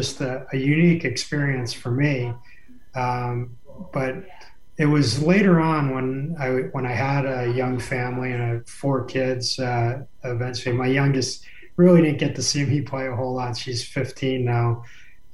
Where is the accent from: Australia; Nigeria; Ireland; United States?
United States; New Jersey; moved away; also born or lived in Montreal / Toronto / Los Angeles / Detroit; I grew up in New Jersey watching the Islanders win Stanley Cups